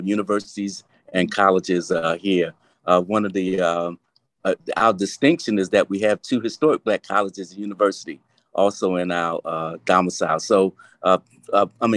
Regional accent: Baltimore, Maryland, United States; born and raised in Baltimore City

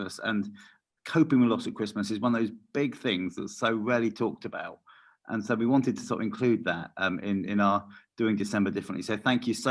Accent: United Kingdom; We're very British

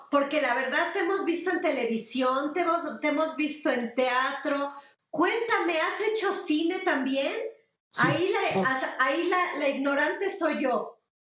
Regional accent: Mexico

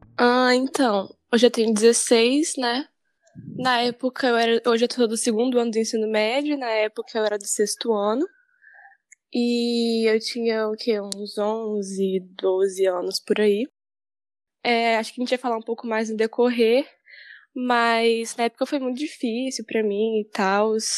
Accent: Vila Velha, Espírito Santo, Brazil; eu sou aqui de Vila Velha mesmo

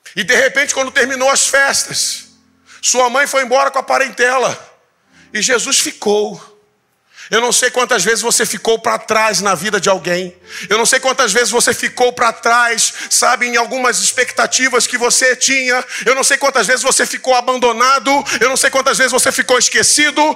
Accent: Tanguá, Rio de Janeiro, Brazil; eu nasci em Tanguá

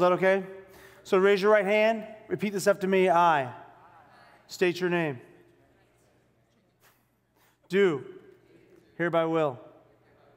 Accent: Boston, Massachusetts, United States; I grew up in South Boston, Massachusetts

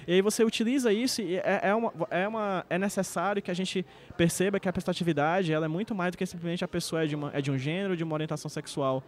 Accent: Northeast Brazil, Brazil; eu sou nordestino

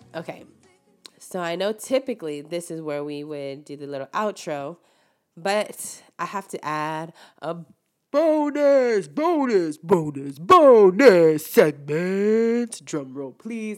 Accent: Rio Grande Valley, Texas, United States; born or raised there; moved away

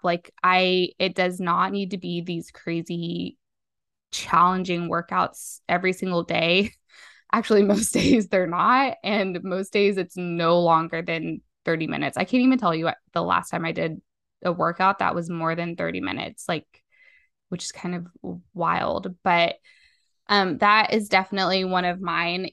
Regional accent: Las Vegas, Nevada, United States; I'm from Las Vegas, Nevada

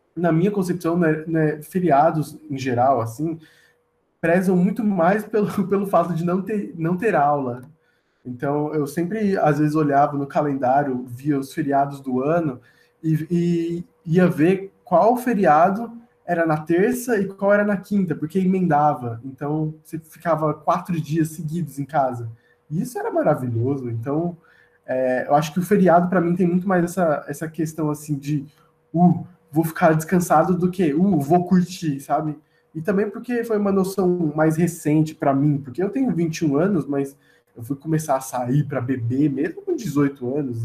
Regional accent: São Bernardo do Campo, São Paulo, Brazil; eu sou de São Bernardo do Campo, é do lado encostado de São Paulo, e eu não cresci com cultura de carnaval

